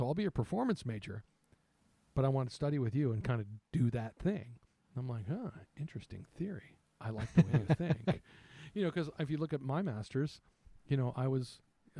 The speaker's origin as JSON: {"language": "English", "region": "Midwest", "country": "United States", "said": "I'm from the Midwest. I live in the Midwest. It's called middle school here."}